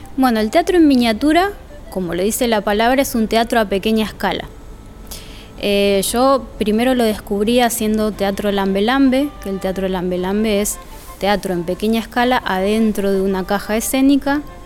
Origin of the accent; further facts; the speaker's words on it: Villa Ballester, Buenos Aires Province, Argentina; also born or lived in Suárez; nací en Capital Federal y al año mi familia se mudó a Ballester, y de ahí para adelante hasta ahora